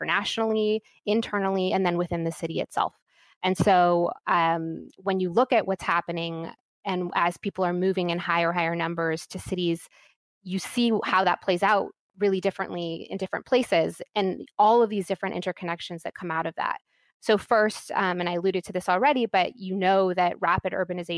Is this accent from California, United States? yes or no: yes; California, United States; my home state of California